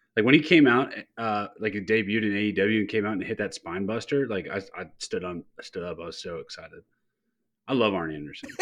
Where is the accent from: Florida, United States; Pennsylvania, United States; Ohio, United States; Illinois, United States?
Ohio, United States; Youngstown; I'm from the Midwest. I'm from Youngstown, Ohio